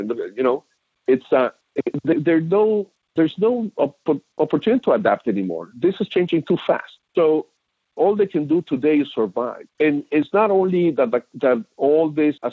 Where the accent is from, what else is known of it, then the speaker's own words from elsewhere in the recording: Mexico; now in United States; I was raised in Mexico